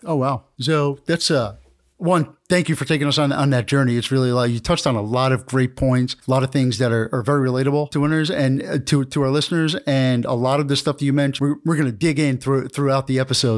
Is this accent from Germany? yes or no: no; New York area, United States; I'm from, I'm from New, the New York area